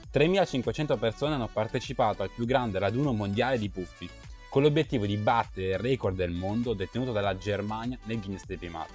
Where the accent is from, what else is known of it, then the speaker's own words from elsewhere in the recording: province of Milan, Lombardy, Italy; anch'io sono dalla provincia di Milano